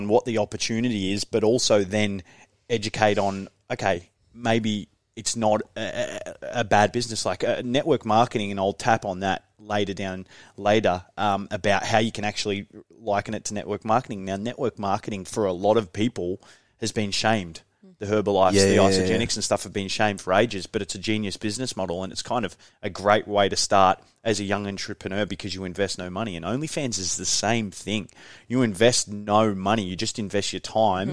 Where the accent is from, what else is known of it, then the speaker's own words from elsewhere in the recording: Geelong, Victoria, Australia; just a normal kind of Australian family. We're from Geelong